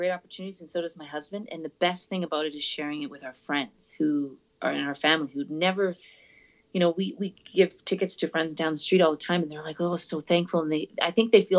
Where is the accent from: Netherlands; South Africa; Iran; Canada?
Canada; Calgary, Alberta; my hometown, yep, in Calgary.